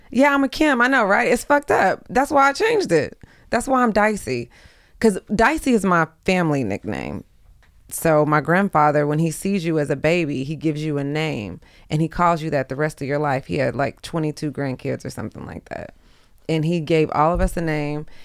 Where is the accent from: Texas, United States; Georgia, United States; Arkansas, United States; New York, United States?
Texas, United States; also born or lived in Houston; now in Los Angeles, United States; I'm from Texas.